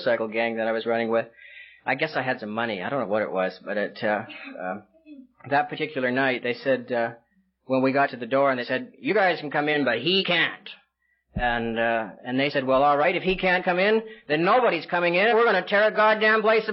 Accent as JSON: {"language": "English", "region": "British Columbia", "country": "Canada", "tie": "born or raised there", "also_born_or_lived": "California", "moved": "yes", "said": "I grew up in Canada, and I lived in British Columbia"}